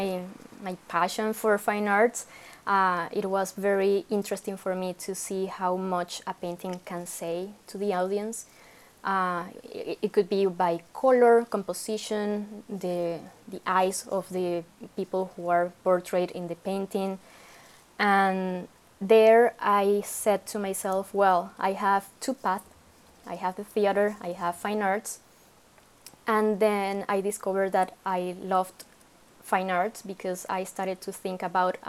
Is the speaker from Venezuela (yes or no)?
yes; Venezuela; moved away as an adult; now in Canada; I come from Venezuela in South America, and I moved to Canada in 2013